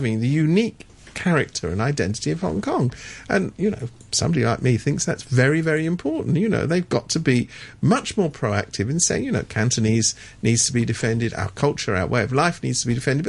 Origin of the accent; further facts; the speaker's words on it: London, United Kingdom; I come from London. I'm a Londoner